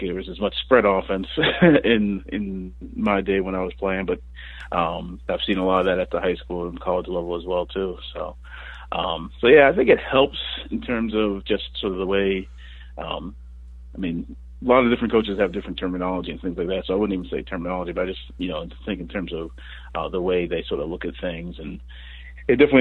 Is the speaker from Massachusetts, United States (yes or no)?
yes; Lowell, Massachusetts, United States; moved away as an adult; now in Kansas City, United States; the Lowell Sun, which was my hometown paper too